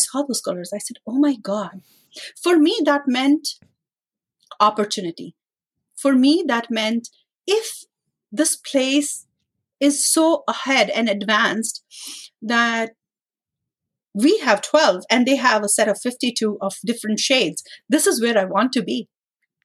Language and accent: English; India; moved away as an adult; now in Canada; when I was growing up in India